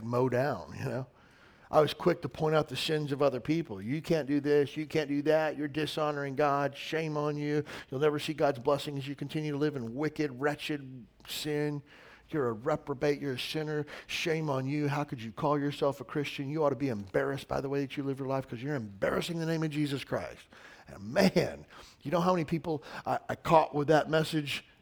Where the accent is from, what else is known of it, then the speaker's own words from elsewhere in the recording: the South, United States; I grew up in the South